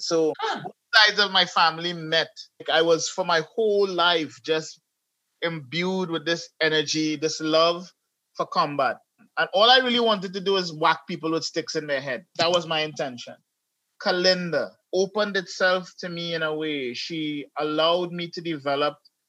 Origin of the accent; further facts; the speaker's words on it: Trinidad & Tobago; also born or lived in United States; I remember I was from America and I came back to Trinidad and I was 6 years old